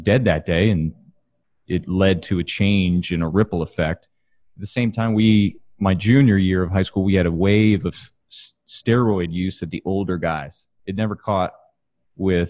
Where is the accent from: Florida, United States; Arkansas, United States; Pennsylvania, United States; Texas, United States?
Texas, United States; Katy; I'm from Katy, Texas, which is west of Houston, and football is life.